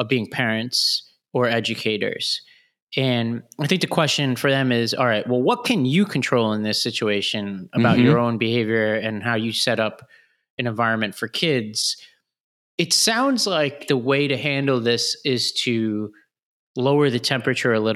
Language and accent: English; New York City, New York, United States; I grew up in Staten Island in kind of a middle-class neighborhood